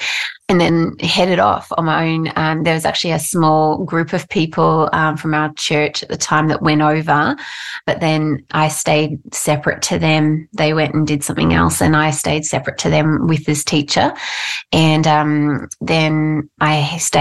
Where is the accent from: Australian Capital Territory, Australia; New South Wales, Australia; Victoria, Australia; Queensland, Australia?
Queensland, Australia; Mackay; I grew up in North Queensland, actually, in Mackay